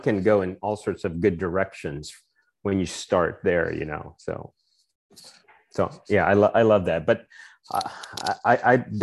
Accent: Philippines; moved away as an adult; now in United States; So I grew up in the Philippines. Part of my life was spent there

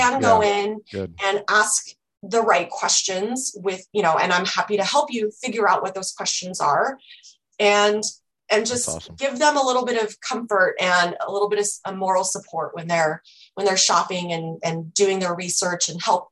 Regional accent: Orange County, California, United States; now in San Diego, United States; I grew up in Orange County. So, just north of San Diego

